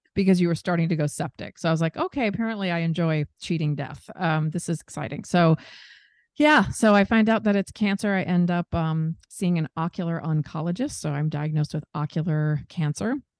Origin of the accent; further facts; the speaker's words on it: Seattle, Washington, United States; moved away as an adult; also born or lived in New York; my hometown of Seattle